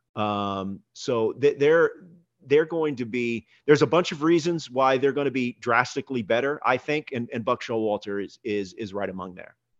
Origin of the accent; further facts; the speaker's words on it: Houston, Texas, United States; I grew up in Houston.